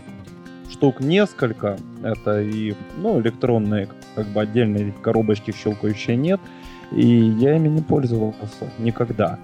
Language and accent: Russian; Krasnoyarsk, Krasnoyarsk Krai, Russia; Я из Красноярска, нахожусь под Красноярском